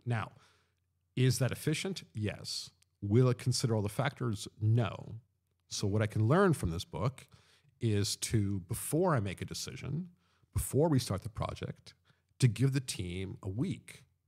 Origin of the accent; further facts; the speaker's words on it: Long Island, New York, United States; moved away as an adult; also born or lived in London; growing up in Long Island